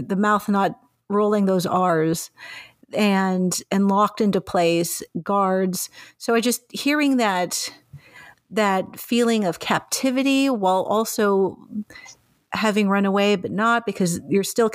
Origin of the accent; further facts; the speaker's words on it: Mexico; now in Canada; as a Mexican